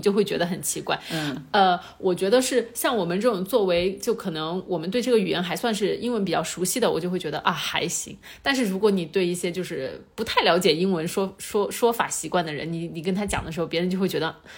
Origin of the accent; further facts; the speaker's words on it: China; moved away; also born or lived in United States; 咱们中国人民